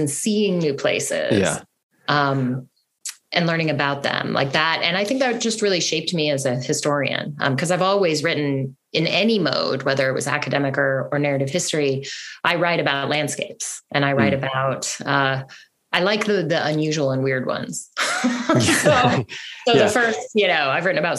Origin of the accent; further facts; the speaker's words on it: Colorado, United States; I'm from Colorado.